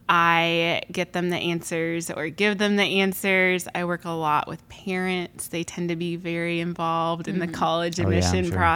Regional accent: Houston, Texas, United States; now in Dallas, United States; So I will say I am from Houston.

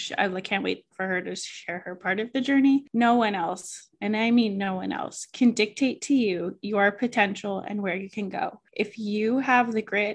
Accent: Oxford, Massachusetts, United States; I grew up in Oxford, Massachusetts.

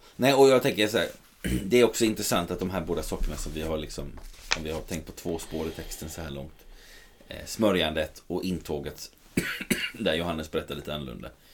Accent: Sweden; som svenskar

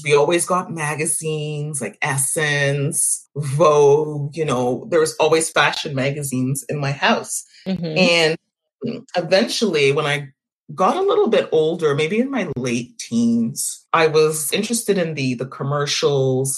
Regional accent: Montreal, Quebec, Canada; I was born and raised in Montreal

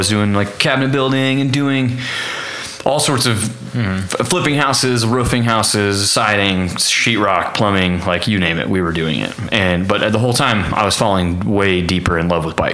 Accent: Parsons, Kansas, United States; now in Stillwater, United States; I'm from Parsons, Kansas. So I was born and raised Parsons, Kansas, 9,000 people, Southeast Kansas

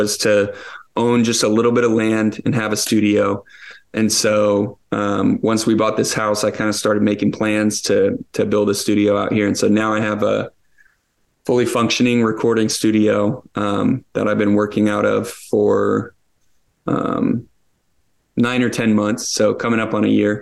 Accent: Pensacola, Florida, United States; also born or lived in Niceville, Florida; born in Northwestern Florida in Pensacola

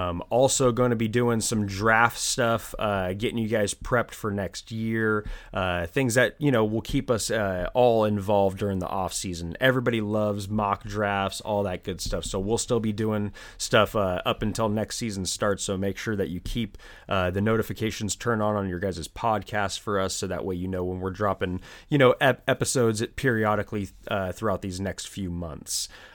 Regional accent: California, United States; We grew up in Silicon Valley. How do you not know Ahmed?

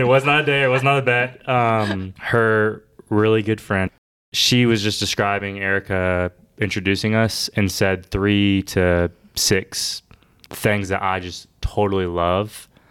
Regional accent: Bogart, Georgia, United States; now in Augusta, United States; I grew up in Bogart, Georgia, where I went to school kindergarten through twelfth grade

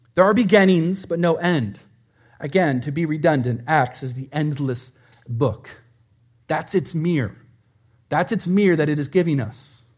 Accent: Prescott, Arizona, United States; moved away; I grew up in Prescott, Arizona

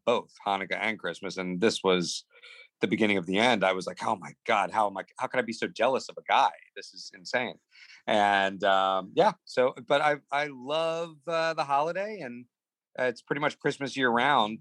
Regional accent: New Jersey, United States; Growing up in Jersey as like one of the the the, the couple of Jewish uh, kids in my class

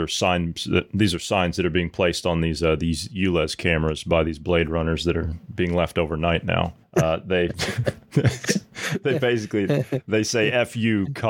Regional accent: United States

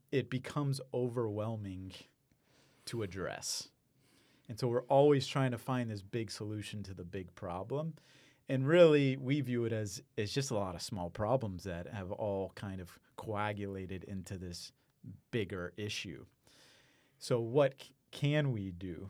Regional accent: Houston, Texas, United States; also born or lived in Iowa / Maine; I grew up in Houston

